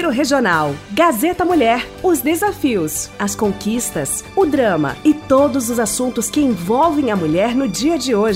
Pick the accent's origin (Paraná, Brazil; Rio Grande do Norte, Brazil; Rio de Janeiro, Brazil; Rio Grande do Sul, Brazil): Rio Grande do Sul, Brazil; Júlio de Castilhos; now in Salto do Jacuí, Brazil; Moro em Salto do Jacuí há 19 anos. Venho de Júlia de Castilhos, onde tenho lá minha família, família do meu esposo e onde vivi boa parte de minha uh, adolescência e de minha juventude.